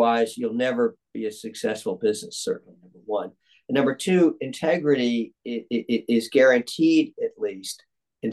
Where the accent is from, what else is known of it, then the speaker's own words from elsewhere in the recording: Atlanta, Georgia, United States; growing up in Atlanta in the 1960s